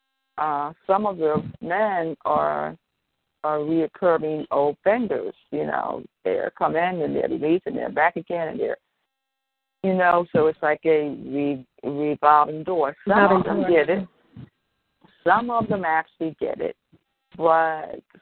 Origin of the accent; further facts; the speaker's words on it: Philadelphia, Pennsylvania, United States; now in Delaware, United States; Born and raised in Philly, now I live in Delaware